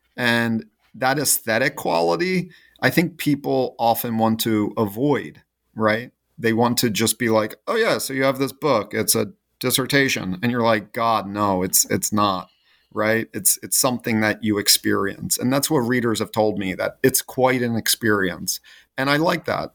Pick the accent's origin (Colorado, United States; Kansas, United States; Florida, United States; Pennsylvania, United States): Pennsylvania, United States; Philadelphia; growing up in the Philadelphia area is that there's this deep reckoning with traditions of all sorts